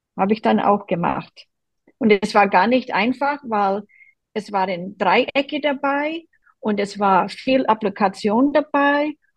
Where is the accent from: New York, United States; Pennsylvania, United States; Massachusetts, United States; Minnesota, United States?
Massachusetts, United States; Boston; German is a second language; now in Germany; Ich komme aus Boston an der Ostküste der USA